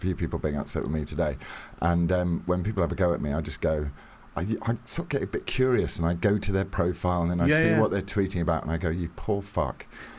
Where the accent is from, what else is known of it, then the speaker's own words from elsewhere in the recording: Middlesbrough, North East England, United Kingdom; I'm from Jordan. I'm from Middlesbrough.